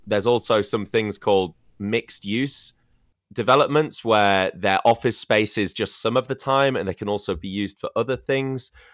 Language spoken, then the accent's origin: English; United Kingdom; moved away; in my home country, cities like London as well